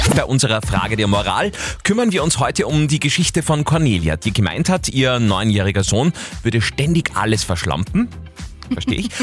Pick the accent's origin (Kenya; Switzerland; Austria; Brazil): Austria; Upper Austria; bei uns in Oberösterreich